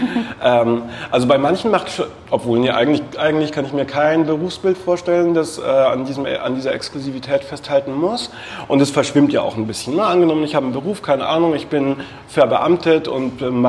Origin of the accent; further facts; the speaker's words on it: Würzburg, Bavaria, Germany; now in Berlin, Germany; Ich komme aus Würzburg eigentlich, bin aber schon vor 15 Jahren oder so nach Berlin gezogen.